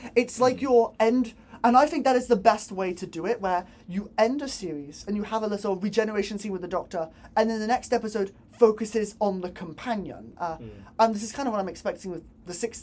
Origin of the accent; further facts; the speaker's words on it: Bristol, South West England, United Kingdom; I'm from Bristol